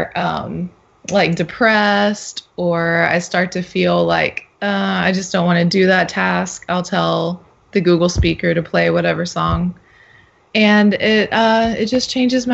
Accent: Gainesville, Georgia, United States; also born or lived in Tennessee / Atlanta; I was born in Gainesville, Georgia in 1987, and I still live in Georgia today

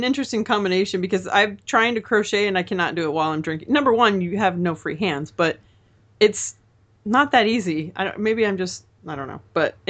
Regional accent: California, United States; I should know because I'm Californian, but I'm a disgrace to my Mexican culture and my Californian culture.

